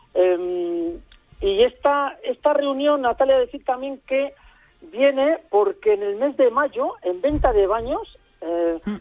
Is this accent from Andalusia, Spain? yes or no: no; Aranda de Duero, Castile and León, Spain; mi pueblo